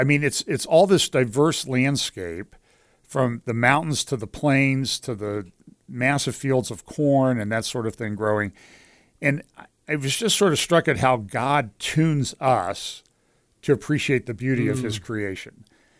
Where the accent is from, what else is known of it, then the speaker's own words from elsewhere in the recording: Pennsylvania, United States; I grew up in Western Pennsylvania.